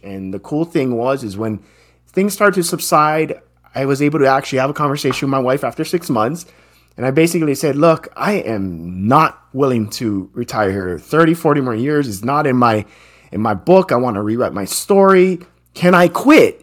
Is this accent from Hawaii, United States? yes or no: yes; Hawaii, United States; I'm born and raised in Hawaii, and that's where I grew up.